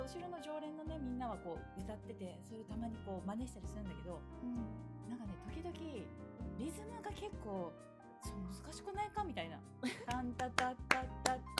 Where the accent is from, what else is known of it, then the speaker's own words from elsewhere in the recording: Kagawa, Japan; 私香川県出身で